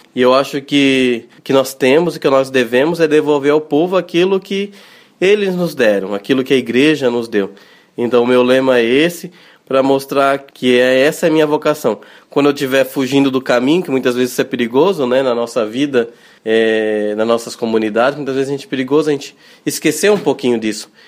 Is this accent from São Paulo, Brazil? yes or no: yes; Lençóis Paulista, São Paulo, Brazil; eu sou natural do interior de São Paulo, de uma cidade que se chama Lençóis Paulista.